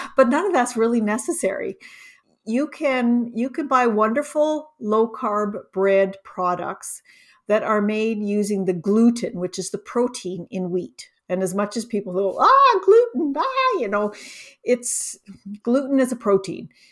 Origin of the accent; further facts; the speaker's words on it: Canada; also born or lived in Ontario; I'm Canadian, I'm in, in Ontario